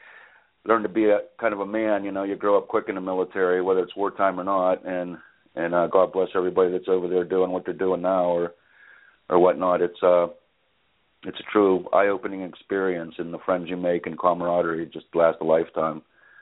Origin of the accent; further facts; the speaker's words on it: Western Pennsylvania, United States; I grew up in Western Pennsylvania, and it's farm country. It's building up a lot now, but it was always farm country.